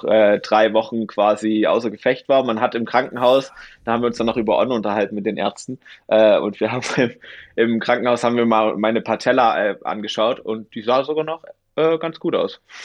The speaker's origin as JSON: {"language": "German", "town": "Dresden", "region": "Saxony", "country": "Germany", "tie": "born or raised there", "moved": "as an adult", "lives_now": "Garmisch-Partenkirchen, Germany", "said": "bin ich umgezogen von Good Old East Germany, ähm, von meiner Heimatstadt Dresden, ähm, nach Garmisch-Partenkirchen"}